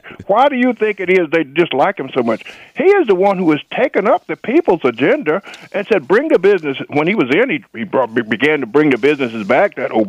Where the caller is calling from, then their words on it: Washington, District of Columbia, United States; calling from Washington, Garland.